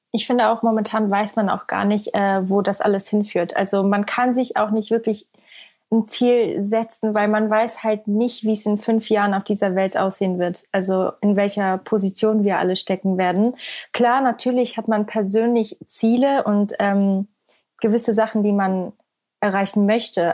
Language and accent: German; Switzerland; Ich komme aus der Schweiz. Also ich bin ähm, aus der Schweiz.